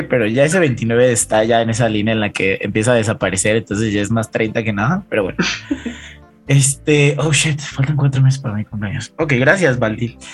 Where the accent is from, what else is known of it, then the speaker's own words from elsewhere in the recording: Mexico City, Mexico; soy de Ciudad de México